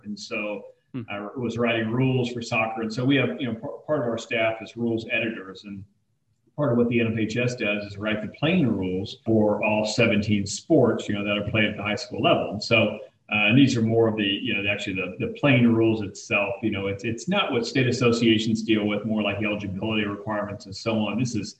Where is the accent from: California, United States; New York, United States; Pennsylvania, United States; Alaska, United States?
Alaska, United States; Anchorage; moved away; also born or lived in Dayton, Ohio / New Mexico; I grew up in Anchorage, Alaska, and then eventually moved to Dayton, Ohio, military family. And so bounced around a little bit, right before college, moved to New Mexico